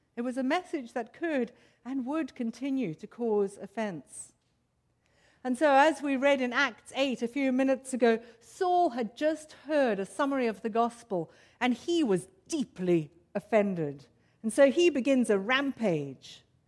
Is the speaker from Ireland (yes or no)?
no; South Africa; moved away; I, as you can, might be able to tell from my accent, grew up in South Africa in racially torn, apartheid ridden South Africa